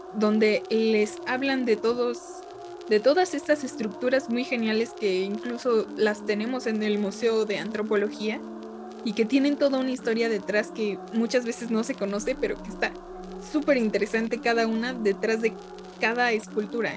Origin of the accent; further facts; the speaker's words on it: Mexico; somos mexicanos y no sabemos ni qué onda con la mitología tan genial de mi México